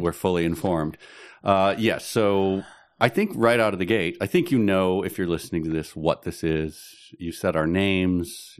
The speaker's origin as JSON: {"language": "English", "town": "Chicago", "region": "Illinois", "country": "United States", "said": "I'm from Chicago"}